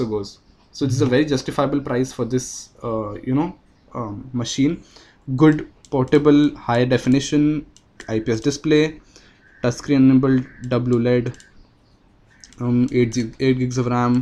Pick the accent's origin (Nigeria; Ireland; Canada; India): India; as Indian